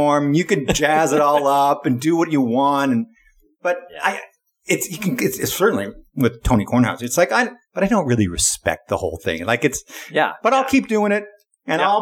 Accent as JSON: {"language": "English", "country": "Canada", "tie": "born or raised there", "said": "I grew up in Canada, and so we didn't get ESPN. We got TSN"}